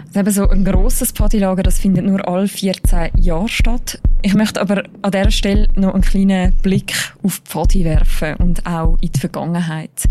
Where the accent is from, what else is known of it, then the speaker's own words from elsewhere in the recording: Switzerland; bei uns in der Schweiz